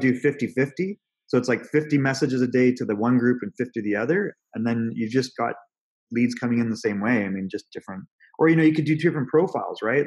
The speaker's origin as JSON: {"language": "English", "country": "Canada", "moved": "yes", "lives_now": "Newport Beach, United States", "said": "I'm originally from Canada"}